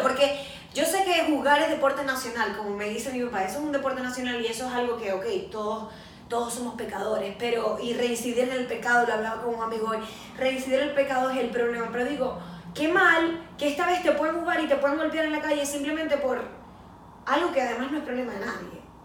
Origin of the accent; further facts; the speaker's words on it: Venezuela; como venezolanos o como latinoamericanos